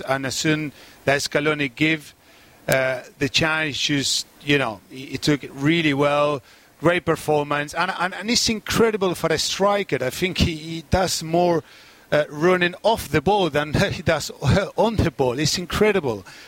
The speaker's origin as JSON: {"language": "English", "country": "Argentina", "said": "our country"}